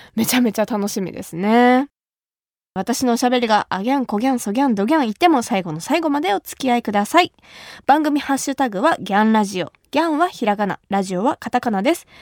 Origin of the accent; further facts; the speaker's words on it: Kumamoto, Japan; moved away as an adult; now in Tokyo, Japan; 私の地元熊本